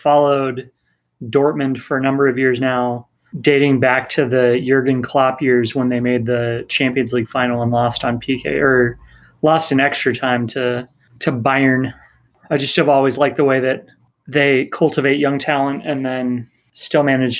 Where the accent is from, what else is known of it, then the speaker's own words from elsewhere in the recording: Northwest, United States; now in Minnesota, United States; Because I grew up in the Northwest and decided to move to Minnesota